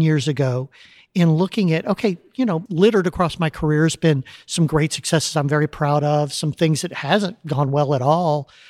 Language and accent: English; Texas City, Texas, United States; moved away as an adult; I grew up in a little town called Texas City, down by the coast here